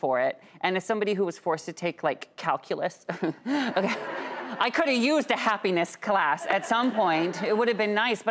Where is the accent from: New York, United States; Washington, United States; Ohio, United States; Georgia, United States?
Washington, United States; moved away; my home state, Washington